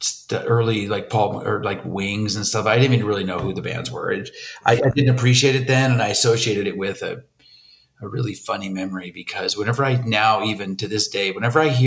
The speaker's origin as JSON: {"language": "English", "town": "Coronado", "region": "California", "country": "United States", "tie": "born or raised there", "moved": "yes", "lives_now": "Pasadena, United States", "said": "I grew up down in San Diego in Coronado, it's called"}